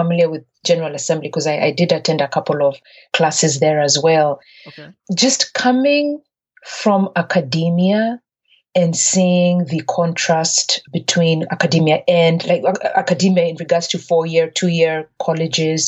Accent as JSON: {"language": "English", "region": "Nairobi", "country": "Kenya", "tie": "born or raised there", "moved": "as an adult", "lives_now": "United States", "said": "I'm originally from Kenya, grew up born and raised in Nairobi, Kenya, and attended an all-girls high school run by Irish nuns"}